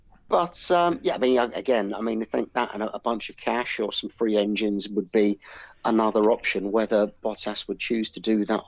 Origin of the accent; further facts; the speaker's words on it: United Kingdom; as a British person